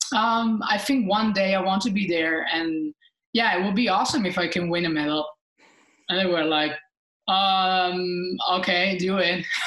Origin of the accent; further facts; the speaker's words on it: Italy; being Italian